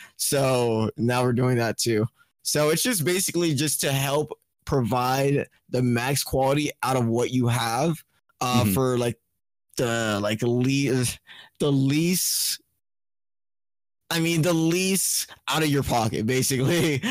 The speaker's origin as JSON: {"language": "English", "country": "Trinidad & Tobago", "also_born_or_lived": "Florida", "moved": "yes", "said": "I'm from Trinidad and Tobago. It's like a Caribbean island."}